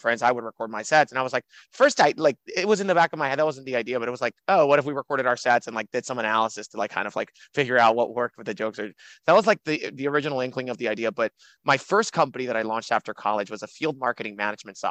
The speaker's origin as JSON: {"language": "English", "country": "Dominican Republic", "also_born_or_lived": "Miami, United States", "moved": "yes", "lives_now": "New York, United States", "said": "I'm from the Dominican Republic. I came, graduated high school in Miami, went to college at New York University"}